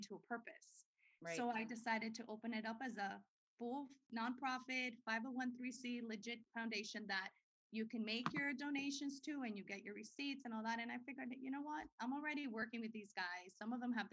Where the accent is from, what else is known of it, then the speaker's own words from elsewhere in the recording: Dominican Republic; now in United States; I was born in the Dominican Republic.